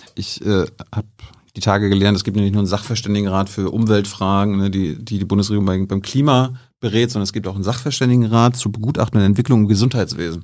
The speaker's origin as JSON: {"language": "German", "region": "Mecklenburg-Vorpommern", "country": "Germany", "said": "ich komme aus MacPom"}